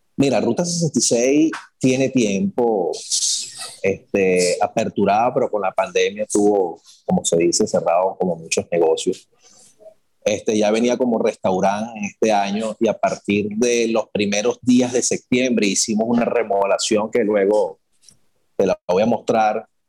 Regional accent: Caracas, Capital District, Venezuela; moved away as an adult; also born or lived in Guarenas, Venezuela; now in Dominican Republic; soy de Caracas, la parroquia Caricuao, residenciado en, Guarenas

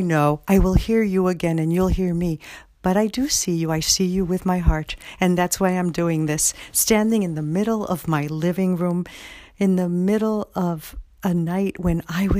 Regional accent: New York City, New York, United States; now in Springfield, United States; you all know I'm from the Bronx, and once you're from the Bronx, you're always from the Bronx.

